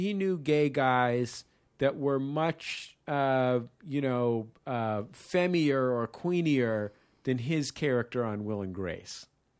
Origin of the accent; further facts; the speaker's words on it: San Francisco, California, United States; I'm from San Francisco. I went to theater school.